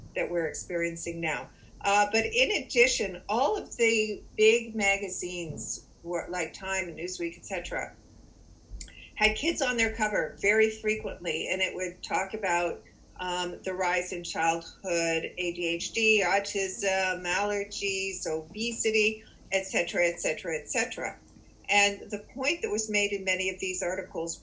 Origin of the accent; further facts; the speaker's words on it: Canada; also born or lived in Toronto; I do live in Toronto. I am Canadian.